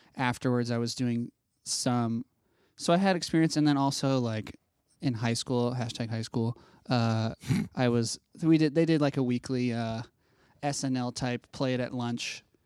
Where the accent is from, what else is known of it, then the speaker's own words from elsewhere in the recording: Ohio, United States; in Ohio, which is where I'm from